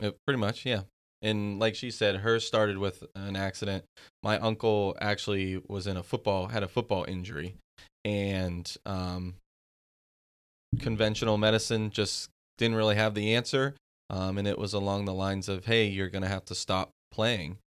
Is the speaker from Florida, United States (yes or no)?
no; Pennsylvania, United States; moved away; I'm from Pennsylvania originally